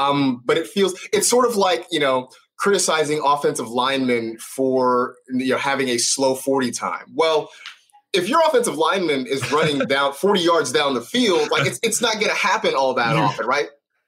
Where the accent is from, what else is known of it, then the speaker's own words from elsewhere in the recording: California, United States; growing up in the Bay Area and being a 49ers fan